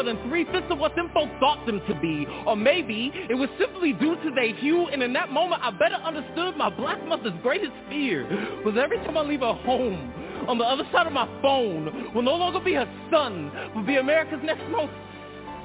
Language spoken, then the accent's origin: English; Stockton, California, United States; I'm from Southside Stockton